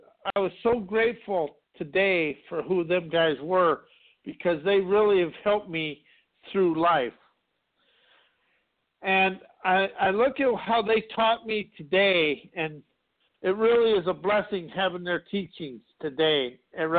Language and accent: English; South Dakota, United States; I grew up in South Dakota in a small town of 200 people